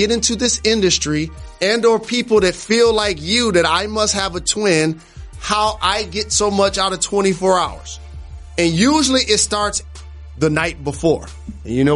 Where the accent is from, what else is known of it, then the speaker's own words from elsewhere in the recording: Detroit, Michigan, United States; I'm from Detroit